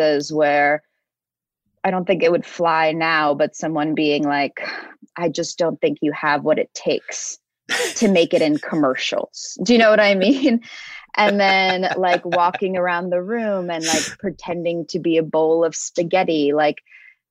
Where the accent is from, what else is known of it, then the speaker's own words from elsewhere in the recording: New York City, New York, United States; I grew up in Bensonhurst in Brooklyn